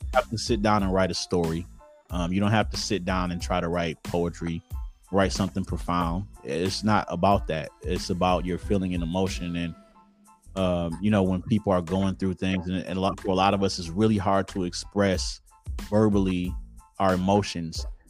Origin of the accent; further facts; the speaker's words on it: Detroit, Michigan, United States; accent: Detroit; So I'm from Detroit uh, Detroit, Michigan. Um, pretty much born, yeah, born and raised.